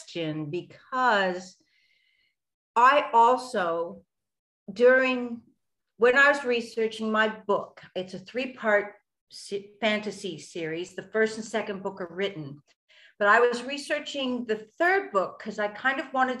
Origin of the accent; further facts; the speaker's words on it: United States; also born or lived in London, United Kingdom; now in Australia; I was born in America and I did my acting training in London